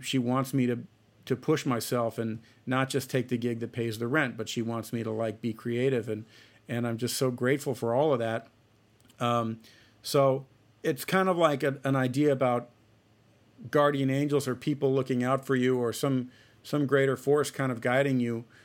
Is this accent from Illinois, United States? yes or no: no; Celina, Ohio, United States; moved away; I'm from a, a small town in Ohio. It's called Salina. Um, it's spelled with C E L I N